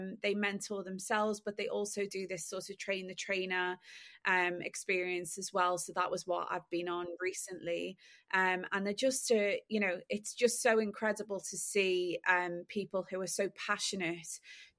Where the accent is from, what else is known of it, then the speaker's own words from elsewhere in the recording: Liverpool, North West England, United Kingdom; now in London, United Kingdom; I am a Scouser that lives in London and has been working in the luxury fashion industry for the last 12 years.